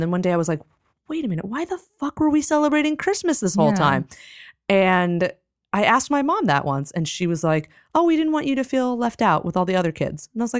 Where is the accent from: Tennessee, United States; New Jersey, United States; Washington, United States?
New Jersey, United States; And, no, I'm from New Jersey